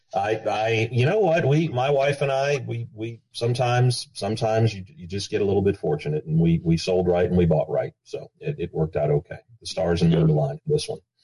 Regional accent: Texas, United States; as a Texan

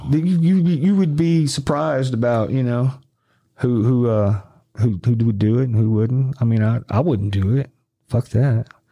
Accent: Arkansas, United States; moved away; also born or lived in Memphis, Tennessee; I just moved to Memphis. I'm from from Arkansas, a little small

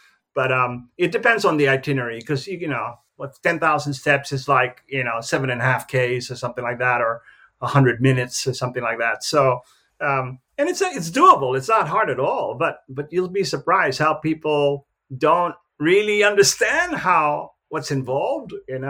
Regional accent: Philippines; You know, I'm from the Philippines, but a little bit more laid back

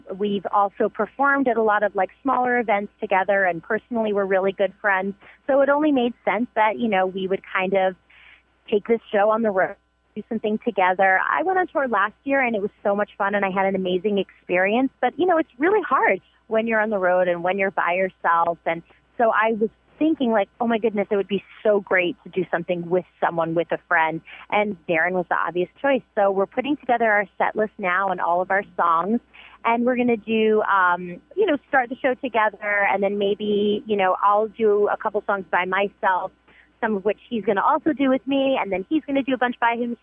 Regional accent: New York, United States; accent: Bronx; now in Los Angeles, United States; My accent has come back, like, super strong. It gives me, like, 48 hours in New York, and all of a sudden I sound like, you know, back in the Bronx

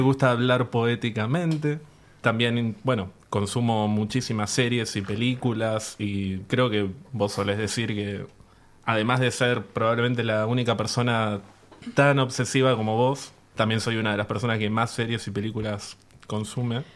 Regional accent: San Miguel, Buenos Aires Province, Argentina; yo soy de San Miguel

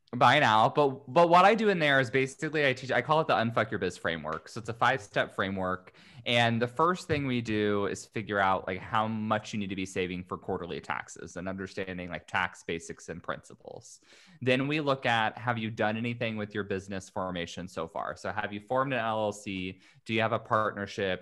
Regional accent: Indiana, United States; moved away as an adult; now in California, United States; I'm originally from Indiana, but moved out to California to go to law school a hot minute ago

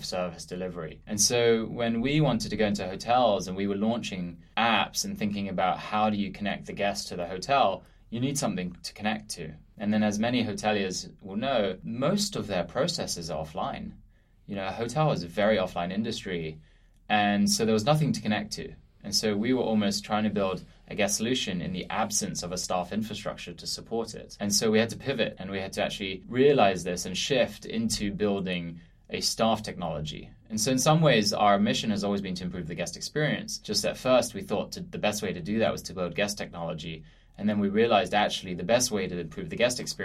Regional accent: London, United Kingdom; moved away as an adult; also born or lived in Philadelphia; now in New York, United States; I grew up in this amazing city that is London

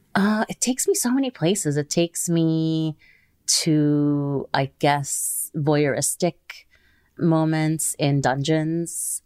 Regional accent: Kuwait; I grew up in Kuwait

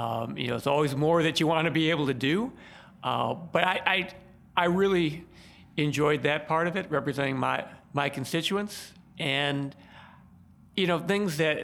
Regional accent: Chicago, Illinois, United States; moved away as an adult; I grew up on the southwest side of Chicago, right by Midway Airport

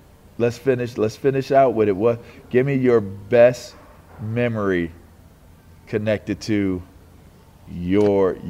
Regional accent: Pittsburgh, Pennsylvania, United States; moved away; also born or lived in Washington, D.C.; I grew up in Pittsburgh

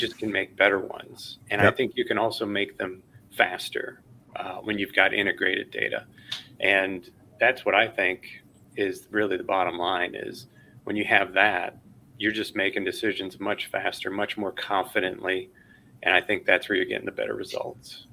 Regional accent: Chicago, Illinois, United States; I grew up in Chicago, watching that all the time on WGN.

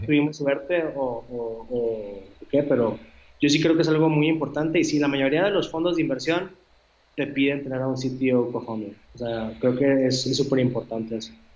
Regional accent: Monterrey, Nuevo León, Mexico; los tres somos de Monterrey

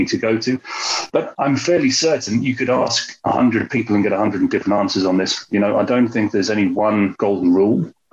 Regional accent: London, United Kingdom; I'm from London, the UK

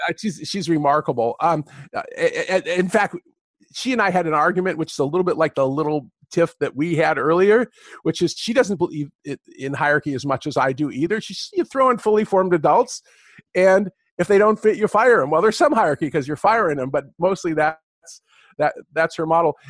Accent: California, United States; also born or lived in Michigan; I'm a Californian

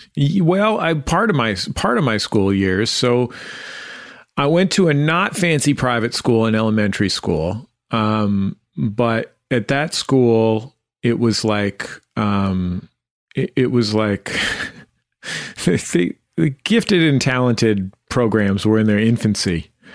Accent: San Francisco, California, United States; I grew up in the Mission District of San Francisco

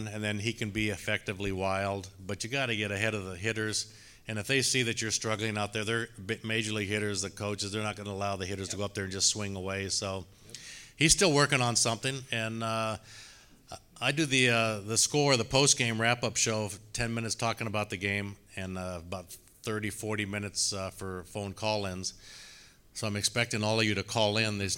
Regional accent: Spokane, Washington, United States; now in Lake Bluff, United States; growing up in Spokane, Washington

